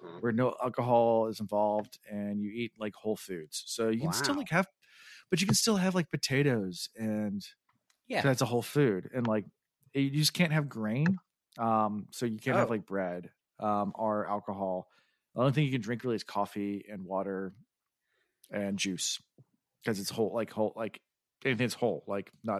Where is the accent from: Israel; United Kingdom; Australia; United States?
United Kingdom; Belfast, Northern Ireland; I'm from Belfast.